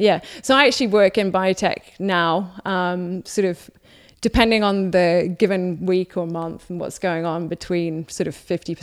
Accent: Waiuku, Auckland, New Zealand; moved away as an adult; also born or lived in Whangarei / United Kingdom; So I was born in Whangarei, then grew up in Waiuku, and then in Auckland.

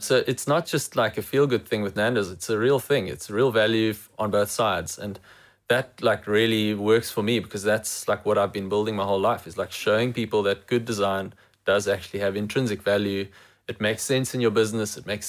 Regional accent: England, United Kingdom; As an English person, I don't have the negative connotation

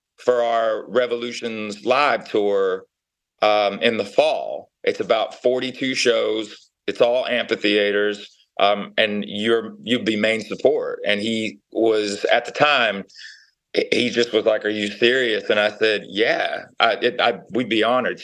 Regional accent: Knoxville, Tennessee, United States; I'm from Knoxville, Tennessee.

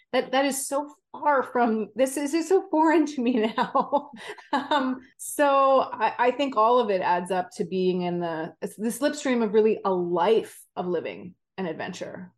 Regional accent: Vancouver, British Columbia, Canada; I grew up in Vancouver, Canada, skied, skied at Whistler pretty much all my life

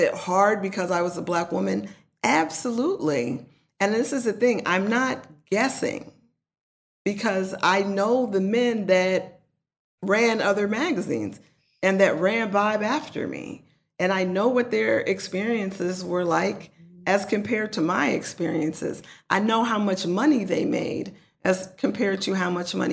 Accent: Oakland, California, United States; I'm not going to act like I'm not from East Oakland, because I am.

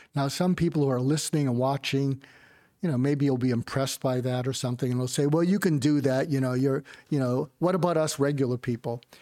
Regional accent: outside of Boston, Massachusetts, United States; moved away; also born or lived in West Coast; I grew up outside of Boston.

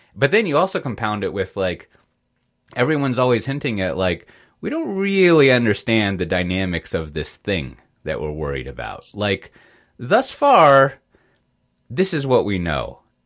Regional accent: United States; moved away; as an American, an expat American

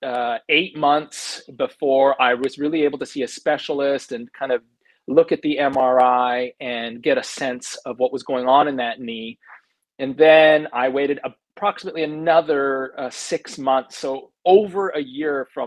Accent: Canada; growing up in Canada

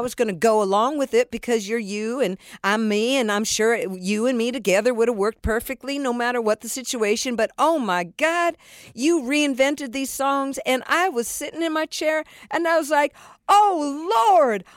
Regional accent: San Diego, California, United States; I was raised in San Diego

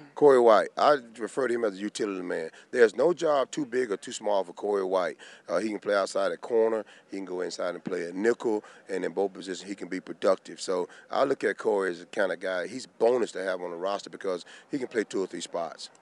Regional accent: Georgia, United States; I'm from Georgia

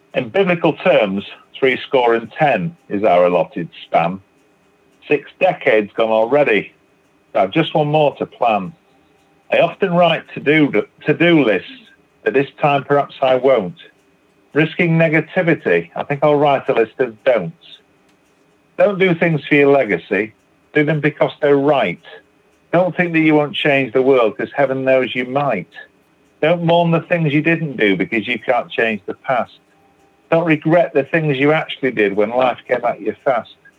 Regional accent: Manchester, North West England, United Kingdom; now in Batley, United Kingdom; I'm originally from Manchester in England

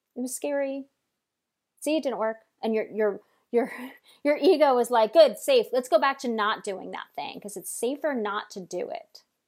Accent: Long Island, New York, United States; I'm from Long Island, so I took trains every, every day to New York, to, to Manhattan to work.

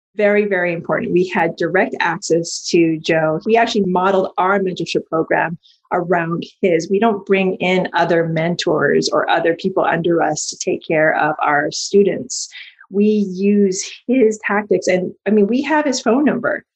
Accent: Hawaii, United States; I was born in Hawaii

